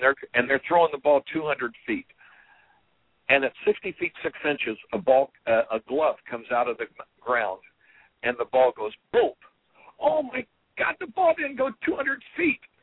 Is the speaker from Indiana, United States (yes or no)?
yes; Terre Haute, Indiana, United States; growing up in Terre Haute, Indiana